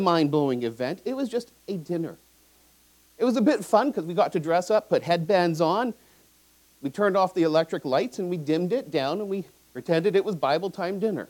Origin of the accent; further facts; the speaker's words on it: Vancouver, British Columbia, Canada; I grew up in Vancouver. I went to John Oliver Secondary